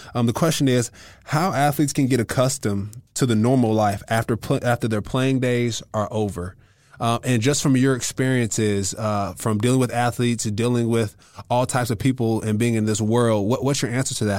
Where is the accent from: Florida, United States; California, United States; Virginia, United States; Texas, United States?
California, United States; I'm from California